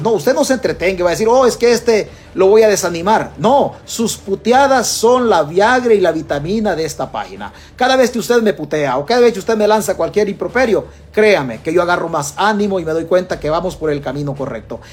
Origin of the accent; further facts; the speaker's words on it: El Salvador; los salvadoreños